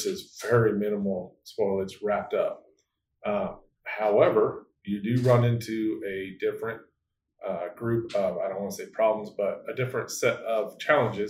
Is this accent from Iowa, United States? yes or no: yes; North Central Iowa, United States; I'm from North Central Iowa, so we're used to like 4 or 5 foot snow drifts